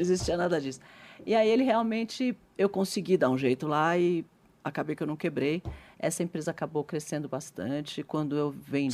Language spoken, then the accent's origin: Portuguese; Brazil; Eu sou brasileira, adoro o Brasil. Sou muito patriota